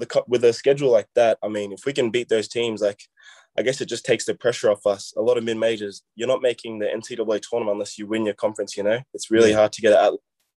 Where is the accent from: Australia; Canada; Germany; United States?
Australia; I'm coming from Australia